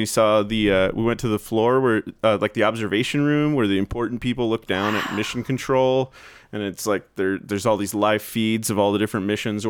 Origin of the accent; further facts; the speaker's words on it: New Jersey, United States; born there; accent: Jersey Shore; I was born in New Jersey, and I used to have a legit Jersey Shore accent because this lady that took care of me as a kid.